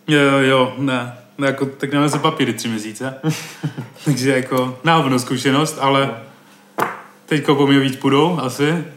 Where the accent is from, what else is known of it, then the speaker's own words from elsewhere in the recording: Brno, South Moravian Region, Czechia; podle přízvuku a toho, jak mluvím a že jsem z Brna